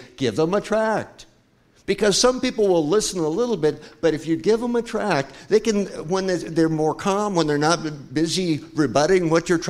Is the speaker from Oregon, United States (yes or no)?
yes; Oregon, United States; moved away; I'm from Oregon, I admit it, I'm from Oregon.